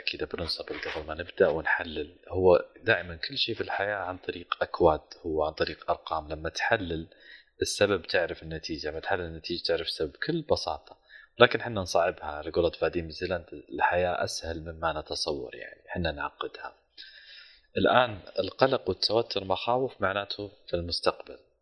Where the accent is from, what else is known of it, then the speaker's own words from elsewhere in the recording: Saudi Arabia; من السعوديه